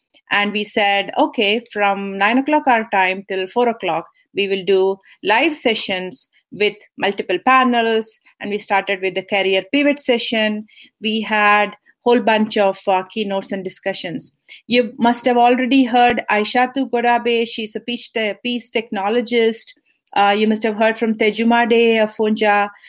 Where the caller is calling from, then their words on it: California, United States; I'm super excited to join you here, and I'm joining here from California.